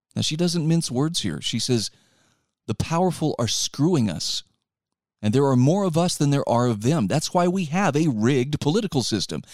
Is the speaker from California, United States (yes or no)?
no; Utah, United States; my home state